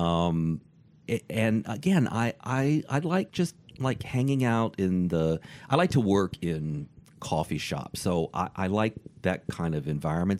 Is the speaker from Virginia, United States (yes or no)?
yes; Richmond, Virginia, United States; moved away; also born or lived in Michigan; I'm from Richmond, Virginia